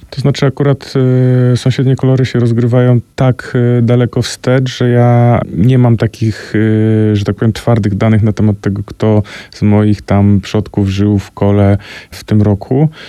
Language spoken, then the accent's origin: Polish; Koło, Greater Poland, Poland; moim rodzinnym miasteczku